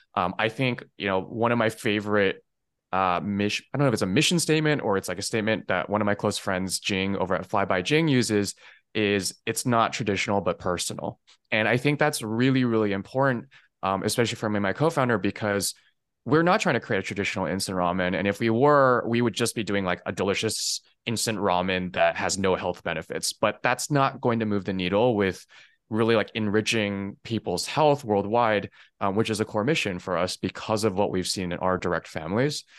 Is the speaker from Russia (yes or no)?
no; Taiwan; moved away; also born or lived in California; I was born in California, um, but I spent most of my childhood actually out in Taiwan